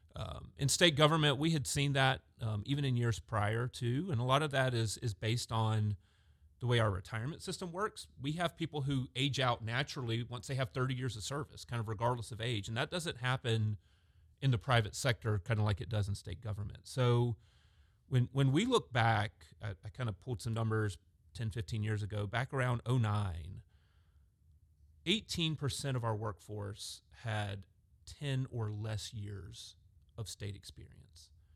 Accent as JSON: {"language": "English", "town": "Augusta", "region": "Georgia", "country": "United States", "tie": "born or raised there", "said": "I grew up in Augusta, Georgia"}